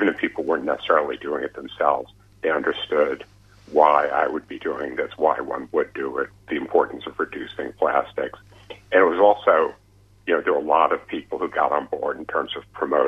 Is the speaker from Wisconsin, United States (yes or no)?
no; New York, United States; I'm a New Yorker